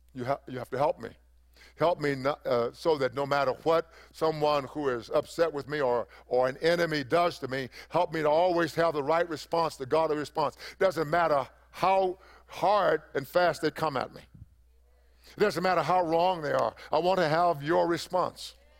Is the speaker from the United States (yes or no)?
yes; East Texas, United States; I come from East Texas